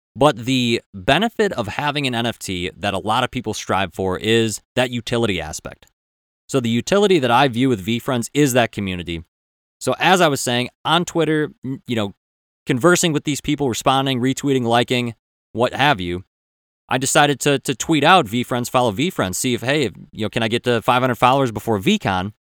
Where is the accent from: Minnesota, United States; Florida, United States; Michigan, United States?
Minnesota, United States